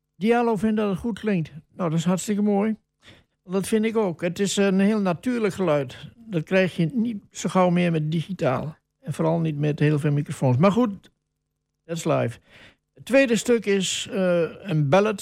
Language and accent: Dutch; Wolvega, Friesland, Netherlands; now in Almelo, Netherlands; Ik ben geboren in Wolverga, dat was in negentien tweeënveertig. En toen stond ik als jongen van tien, stond ik altijd te kijken bij een café